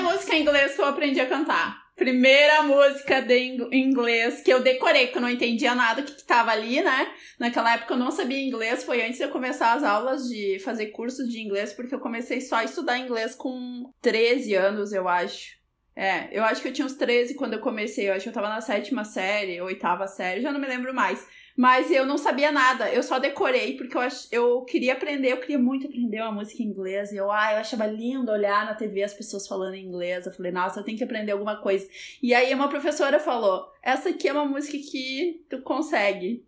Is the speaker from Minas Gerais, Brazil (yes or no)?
no; Rio Grande do Sul, Brazil; also born or lived in Tapera; na minha adolescência eu morava em Rio Parque, que é uma cidade pequena aqui do Rio Grande do Sul